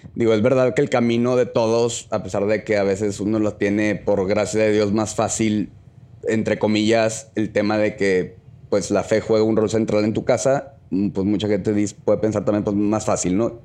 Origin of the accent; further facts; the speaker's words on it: Monterrey, Nuevo León, Mexico; soy de aquí de Monterrey